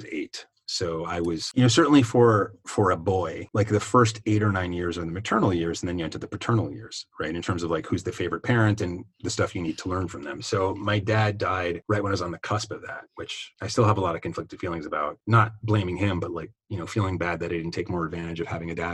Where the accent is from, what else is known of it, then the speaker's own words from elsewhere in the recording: New York City, New York, United States; moved away; also born or lived in Los Angeles; I grew up in the South Bronx in the 80s